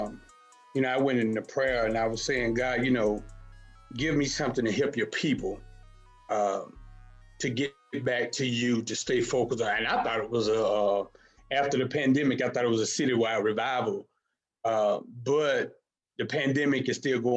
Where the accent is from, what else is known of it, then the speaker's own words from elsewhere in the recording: Hattiesburg, Mississippi, United States; now in Houston, United States; born and raised in Hattiesburg, Mississippi, moved to Houston in 2008